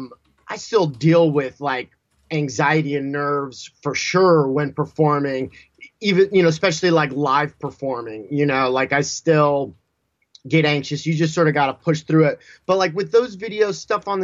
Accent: Southern California, United States; I grew up in Southern California

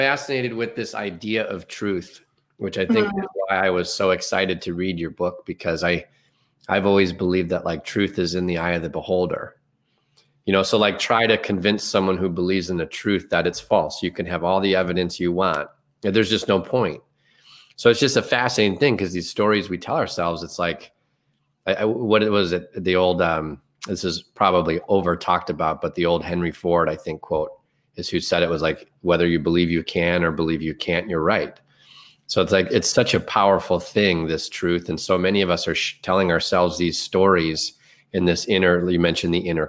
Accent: Ireland; I'm very Irish, so hopefully you don't take offense to that.

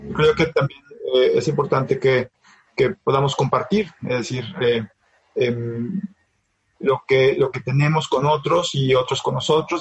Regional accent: Monterrey, Nuevo León, Mexico; yo vengo de Monterrey del Norte

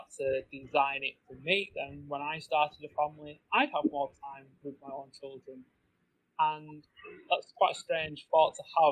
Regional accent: England, United Kingdom; I grew up in England.

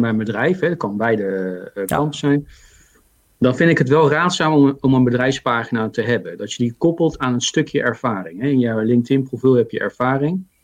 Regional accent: The Hague, South Holland, Netherlands; accent: Haags; now in Zoetermeer, Netherlands; ik ben geboren in Den Haag

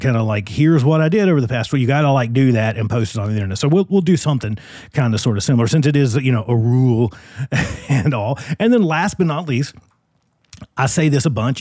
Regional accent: Virginia, United States; now in Phoenix, United States; I'm in my home state, not on my home turf, but in my home state of Virginia.

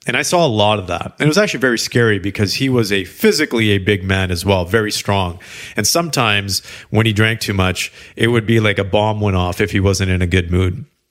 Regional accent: Canada; I am Canadian

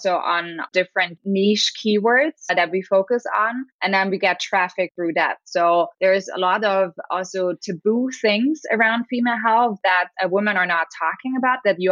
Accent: Berlin, Germany; I'm from Berlin, Germany.

